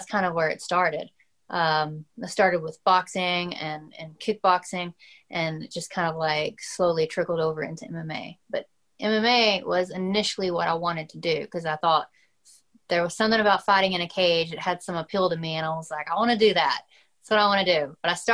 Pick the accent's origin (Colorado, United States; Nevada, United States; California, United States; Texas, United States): Texas, United States; Atlanta; I grew up in Texas, Atlanta, Texas. It's a small town.